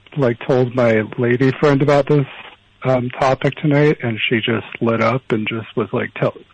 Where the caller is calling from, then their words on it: Los Angeles, California, United States; from Los Angeles.